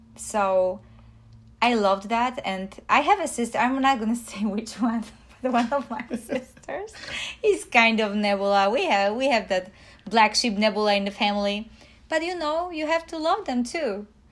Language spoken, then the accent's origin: English; Poland; moved away; I come from Poland